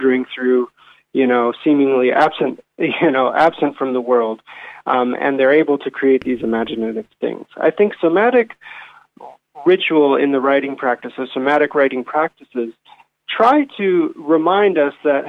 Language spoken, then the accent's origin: English; Ohio, United States; moved away as an adult; now in Dunedin, New Zealand; I was born and raised in Ohio